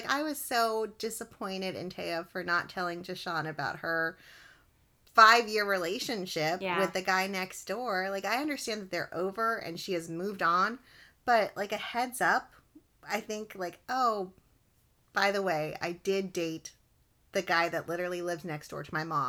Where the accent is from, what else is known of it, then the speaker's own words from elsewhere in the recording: Texas, United States; I'm from Texas, and people from Texas love Texas.